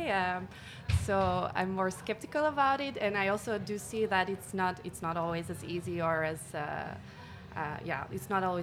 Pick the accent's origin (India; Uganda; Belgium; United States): Belgium; Hoegaarden, Flanders; moved away as an adult; also born or lived in Leuven / Brussels; I am from Hoegaarden